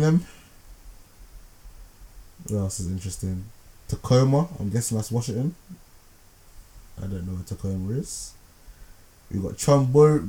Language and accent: English; Ghana; now in London, United Kingdom; from my home country, Ghana